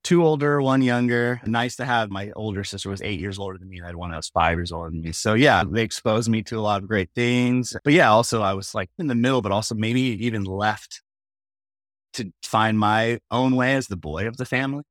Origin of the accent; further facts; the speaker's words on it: Mission Viejo, California, United States; I grew up in Orange County, pretty, like, working class